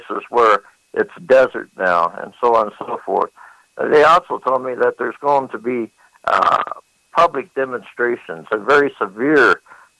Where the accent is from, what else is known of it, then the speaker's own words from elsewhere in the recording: Phoenix, Arizona, United States; I was born and raised in Phoenix, Arizona